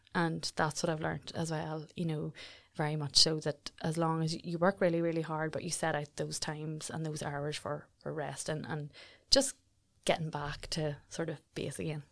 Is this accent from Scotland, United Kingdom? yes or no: no; Jonesborough, Northern Ireland, United Kingdom; I'm originally from Jonesboro, a little village, village in South Armagh. I grew up the youngest